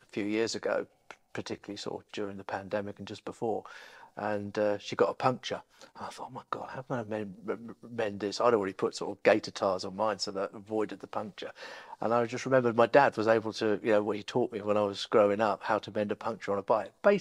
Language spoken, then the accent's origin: English; Essex, East of England, United Kingdom; moved away; also born or lived in Norwich, Norfolk; I grew up in Essex, so I'm a Norfolk boy when it suits, I'm an Essex boy when it suits